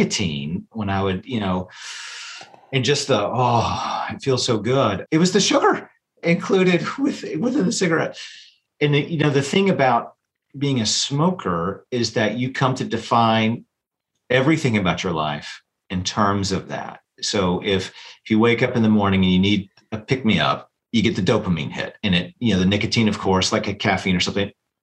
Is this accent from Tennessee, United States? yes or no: yes; Chattanooga, Tennessee, United States; moved away as an adult; also born or lived in St. Louis, Missouri; now in Greenville, Alabama, United States; I grew up in Chattanooga, Tennessee.